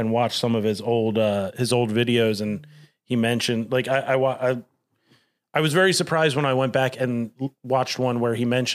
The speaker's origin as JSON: {"language": "English", "area": "Delco", "region": "Pennsylvania", "country": "United States", "tie": "born or raised there", "said": "growing up in Delco"}